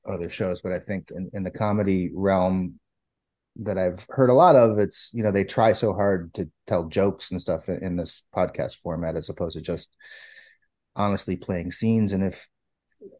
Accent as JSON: {"language": "English", "town": "Niagara Falls", "region": "New York", "country": "United States", "tie": "born or raised there", "moved": "yes", "said": "Niagara Falls, New York, I grew up"}